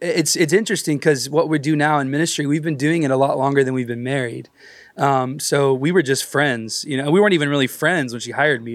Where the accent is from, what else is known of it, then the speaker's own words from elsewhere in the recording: Texas, United States; I was raised in church in Texas